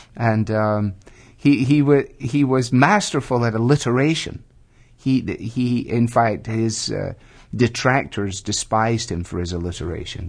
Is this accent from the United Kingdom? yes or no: yes; Glasgow, Scotland, United Kingdom; now in Ohio, United States; I was born in Glasgow, second city of the British Empire